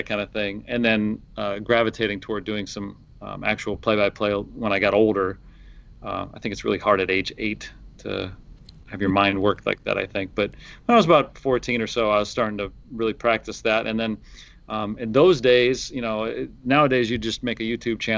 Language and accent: English; Detroit, Michigan, United States; moved away as an adult; I grew up in Michigan, in Detroit, and I was, you know, went to school at Michigan State. So Michigan, I never lived anywhere else